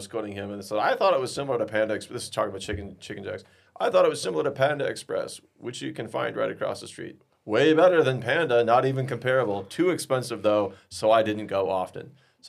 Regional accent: South Central Minnesota, United States; now in Denver, United States; Well, I'm from Minnesota, so I get it. Yeah, so South Central Minnesota.

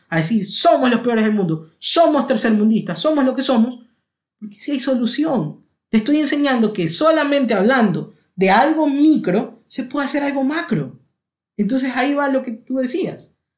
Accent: Ecuador; also born or lived in London, United Kingdom

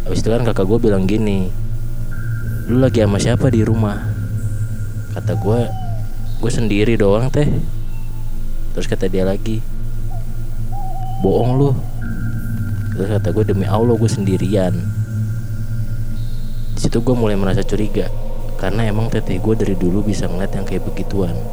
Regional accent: Bogor, West Java, Indonesia; Umur gue 18 tahun. Asal gue dari Bogor.

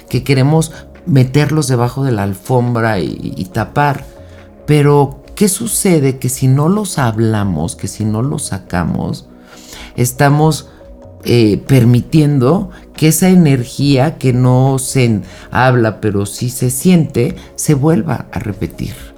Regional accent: Mexico; En México, que es de donde yo soy

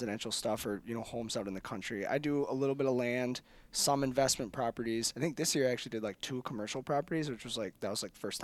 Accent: Augusta, Wisconsin, United States; now in Menomonie, United States; I grew up in Augusta, which is like on the other side of Eau Claire

